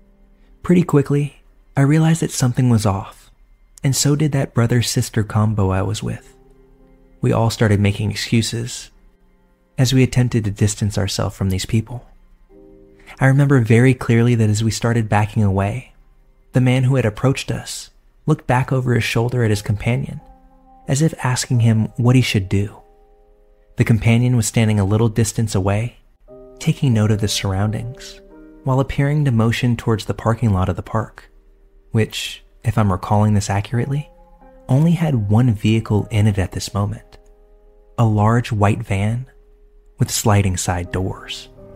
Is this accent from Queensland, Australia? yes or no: no; Sydney, New South Wales, Australia; also born or lived in Beijing, China; I'm a woman, I'm Chinese, but I grew up in Sydney, Australia. However, I was born on the outskirts of Beijing, in a large town called Yungang Residential District, where my mom's family is from.